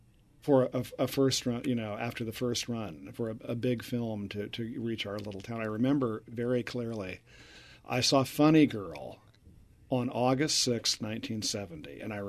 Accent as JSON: {"language": "English", "region": "Oregon", "country": "United States", "tie": "born or raised there", "also_born_or_lived": "Portland", "moved": "as an adult", "lives_now": "New York, United States"}